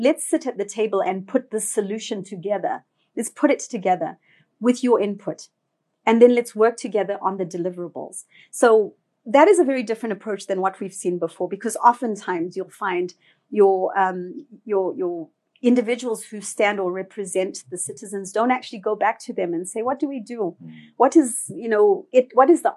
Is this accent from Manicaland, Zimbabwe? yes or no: no; Harare, Zimbabwe; I was born in Harare.